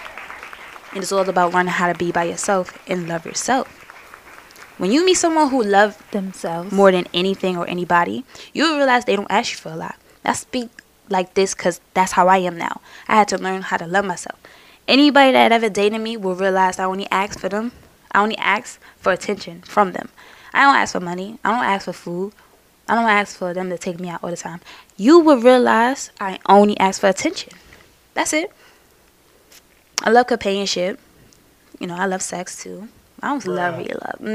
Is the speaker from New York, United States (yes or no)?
yes; New York City, New York, United States; I'm from Brooklyn